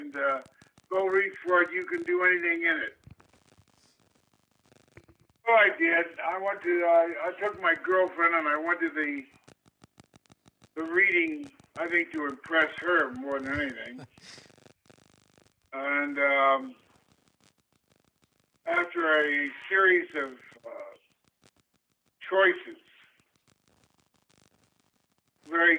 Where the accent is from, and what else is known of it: Kansas City, United States; born or raised there; moved away as an adult; also born or lived in Chicago